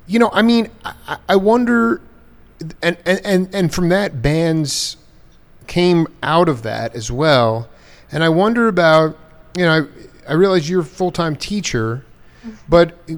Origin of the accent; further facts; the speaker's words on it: Long Island, New York, United States; moved away; I grew up in Long Island.